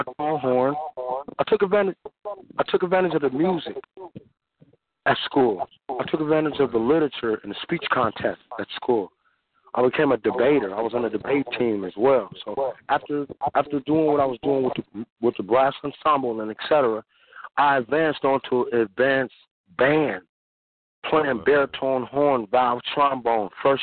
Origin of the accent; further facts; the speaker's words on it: San Francisco, California, United States; I grew up in San Francisco, California, born and raised, me and my twin sister